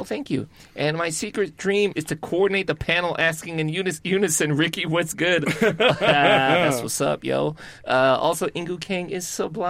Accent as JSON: {"language": "English", "town": "Chicago", "region": "Illinois", "country": "United States", "said": "I'm from Chicago."}